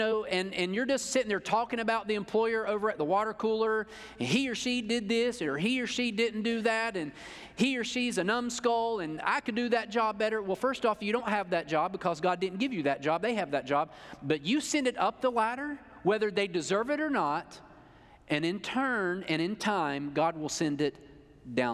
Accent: North Carolina, United States; I am from North Carolina, and I went there

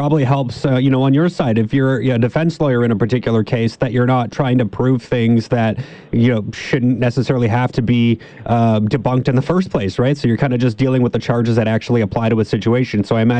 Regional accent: Ontario, Canada; I'm coming from Ontario, and typically there we would see police kind of throw every single charge that's available to them at the wall and then just kind of see what sticks.

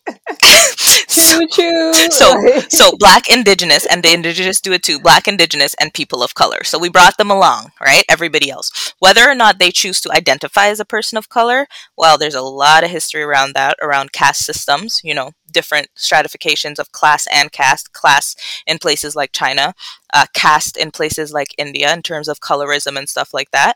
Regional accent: Toronto, Ontario, Canada; growing up in Scarborough

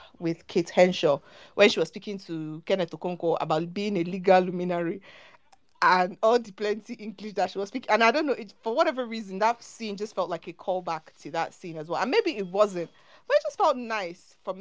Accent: Nigeria; we're Nigerian

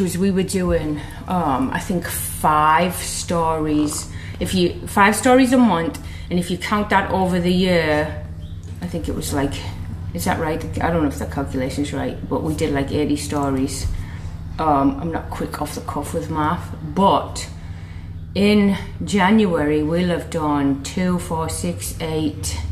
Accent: England, United Kingdom; moved away

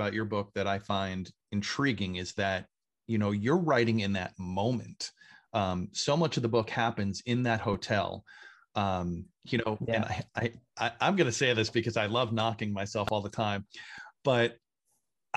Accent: Hopatcong, New Jersey, United States; I grew up in Lake Opatcong, New Jersey, biggest lake in the state. Didn't really grow up here, but I moved here when I was 11

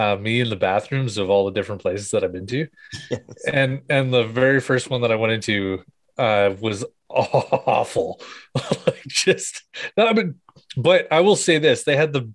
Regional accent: Ontario, Canada; moved away as an adult; now in Calgary, Canada; I'm originally from Ontario. And thankfully, I am now out in Alberta. I just moved to Calgary.

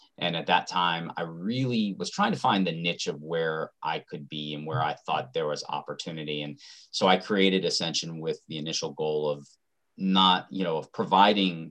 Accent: Atlanta, Georgia, United States; I grew up in Atlanta, Georgia

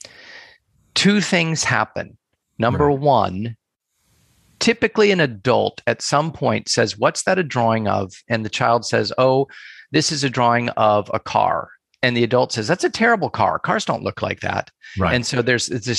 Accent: United States; also born or lived in Asia / Europe; I am American, born and raised, and have spent most of my life in the United States

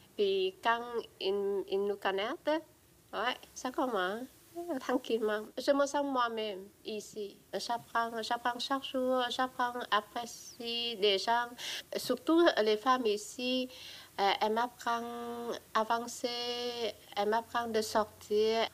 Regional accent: Vietnam; moved away as an adult; now in Quebec City, Canada; je suis vietnamienne ou québécois

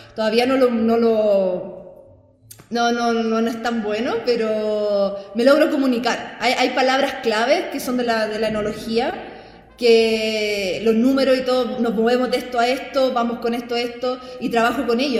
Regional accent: Talca, Maule, Chile; moved away as an adult; also born or lived in France; now in China; soy talquina, séptima región.

